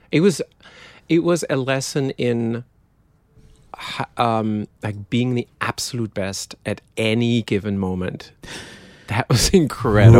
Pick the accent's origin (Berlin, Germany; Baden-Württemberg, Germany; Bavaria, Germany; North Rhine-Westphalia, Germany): North Rhine-Westphalia, Germany; countryside between Dortmund and Münster; accent: German; English is a second language; moved away; I was born in Dortmund, which is sort of the Detroit of Germany.